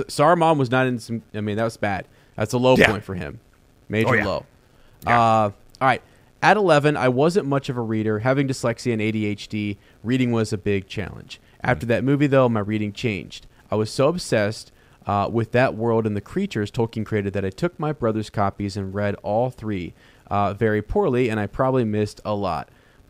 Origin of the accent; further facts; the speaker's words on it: Columbus, Ohio, United States; I am from Columbus, Ohio, went to Ohio University.